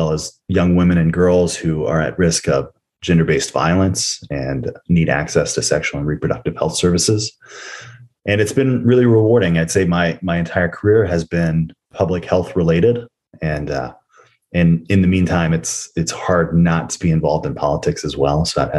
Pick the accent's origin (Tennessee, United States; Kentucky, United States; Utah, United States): Tennessee, United States; Nashville; growing up in the South. I'm in Nashville, Tennessee right now. That's where I was born and raised.